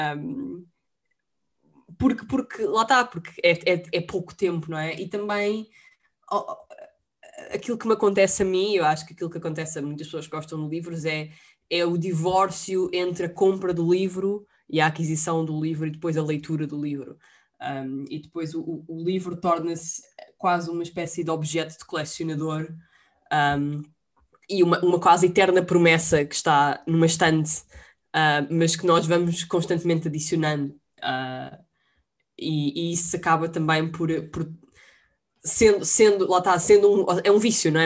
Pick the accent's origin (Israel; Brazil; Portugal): Portugal; Lisbon; eu sou de Lisboa e tenho e gosto muito de Lisboa